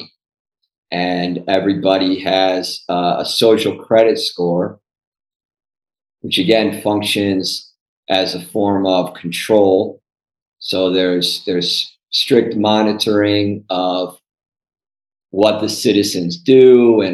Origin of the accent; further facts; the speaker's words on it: Cleveland, Ohio, United States; moved away as an adult; I grew up in the suburbs. So outside of Cleveland, Ohio